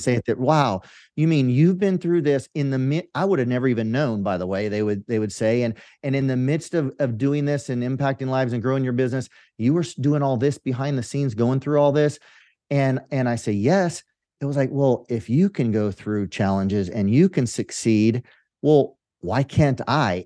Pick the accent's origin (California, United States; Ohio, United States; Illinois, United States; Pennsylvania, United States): California, United States; Central Valley of; I grew up in the Central Valley of California in farmland